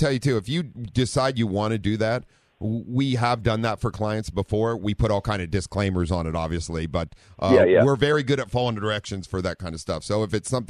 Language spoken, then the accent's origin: English; Ohio, United States; now in San Diego, United States; growing up in Ohio and four-wheeling